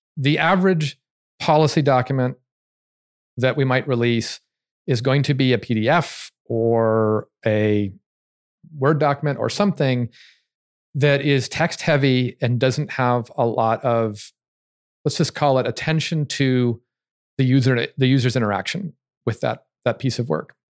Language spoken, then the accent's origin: English; United States; I'm American